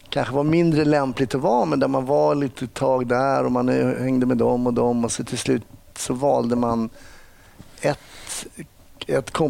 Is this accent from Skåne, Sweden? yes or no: no; West coast, Västra Götaland, Sweden; accent: west coast (Gothenburg) dialect; låter i alla fall som en guy from the west coast. Ja, jag har väl dialekten i alla fall.